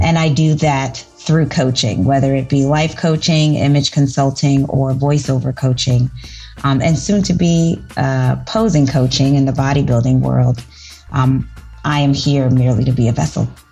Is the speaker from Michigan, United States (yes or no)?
no; New York City, New York, United States; I'm from the Bronx